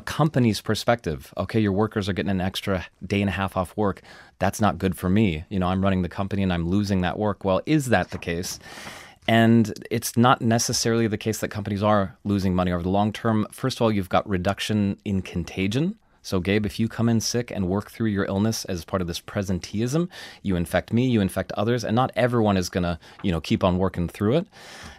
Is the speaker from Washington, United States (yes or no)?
yes; Washington, United States; One of the studies comes from my home state. It was the passage of a paid sick leave directive in Washington state.